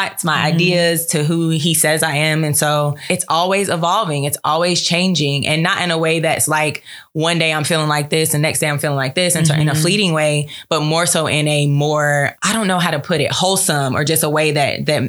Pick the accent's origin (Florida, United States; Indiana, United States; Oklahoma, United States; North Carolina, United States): North Carolina, United States; Charlotte; now in Atlanta, United States; I am from Charlotte, North Carolina, turn up 704 QC, yeah. But I currently reside in Atlanta, Georgia.